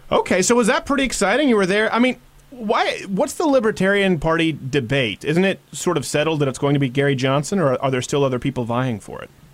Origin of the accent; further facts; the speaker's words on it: Quebec, Canada; moved away; also born or lived in Detroit, Michigan, United States; I was raised in Quebec.